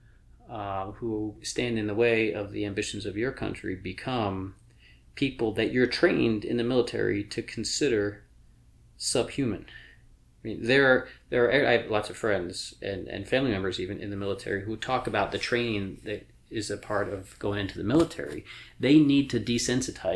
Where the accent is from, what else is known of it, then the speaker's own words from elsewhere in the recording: New York, United States; We're both from New York